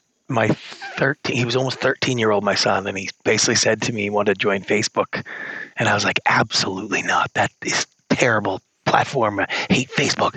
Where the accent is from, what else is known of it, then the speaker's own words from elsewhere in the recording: Victoria, British Columbia, Canada; moved away as an adult; also born or lived in Hollywood, United States; I grew up in Canada, a small town called Victoria, British Columbia.